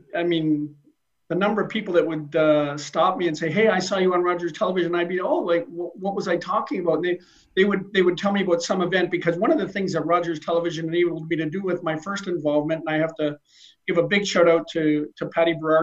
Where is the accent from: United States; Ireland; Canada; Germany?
Canada; Niagara region, Ontario; moved away as an adult; now in Brantford, Canada; I'm originally from the Niagara region.